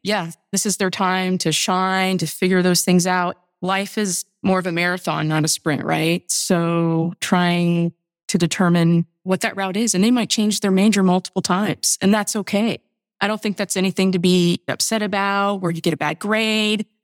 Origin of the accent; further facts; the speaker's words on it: Indiana, United States; I grew up in Indiana